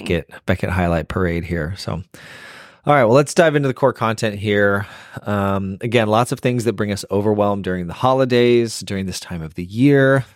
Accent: Phoenix, Arizona, United States; moved away as an adult; also born or lived in Boston; now in Nashville, United States; we're born and raised in Phoenix, but we've lived in Boston and now we live in Nashville

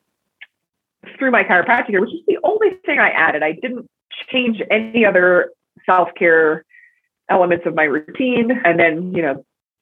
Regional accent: New York City, New York, United States; moved away as an adult; also born or lived in Crested Butte, Colorado; I grew up in New York City and had a crazy and wild upbringing there

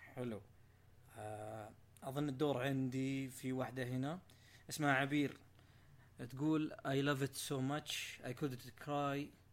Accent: near Abha, Asir, Saudi Arabia; بتكلم من منطقتي نفسها لو جاء في الجنوب

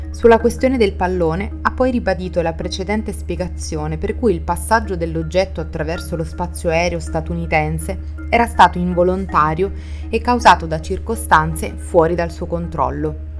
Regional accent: Italy

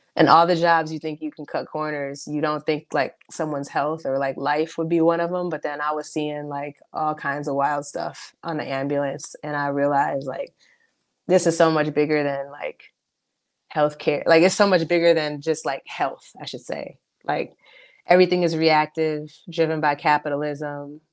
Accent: Mequon, Wisconsin, United States; also born or lived in Milwaukee; I was born in Milwaukee. Um, but when it came time to go to school, my family moved to Mequon.

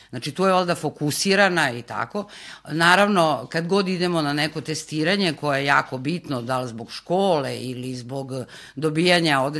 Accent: Pančevo, Vojvodina, Serbia; mi smo iz Pančeva inače

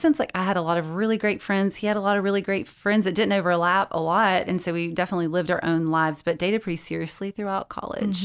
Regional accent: South Georgia, United States; I grew up in South Georgia

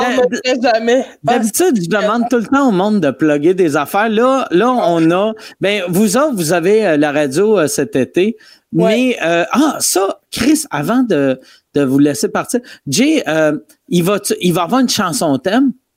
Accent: Quebec City, Quebec, Canada; je viens de Québec

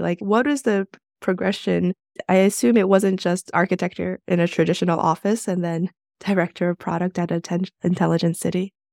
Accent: New York City, New York, United States; I'm from New York City

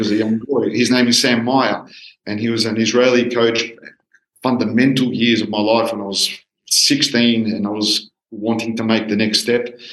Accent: Australia; I'm a, a Greek Australian, or Australian Greek. I was born in Australia, but from Greek parents.

